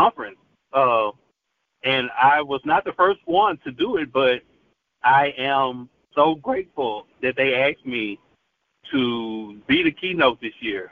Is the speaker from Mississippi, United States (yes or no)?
yes; Tupelo, Mississippi, United States; now in Memphis, United States; I come from Tupelo, Mississippi